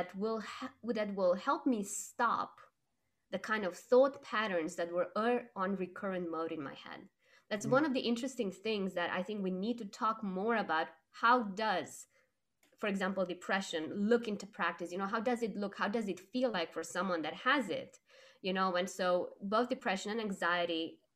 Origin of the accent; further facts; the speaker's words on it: Romania; I was growing up in Romania, and when I was 5 years old, we had a revolution